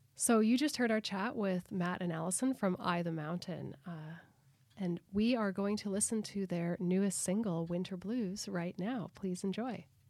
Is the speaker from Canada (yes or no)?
yes; Alberta, Canada; moved away as an adult; also born or lived in Vancouver / Nova Scotia; I grew up in Alberta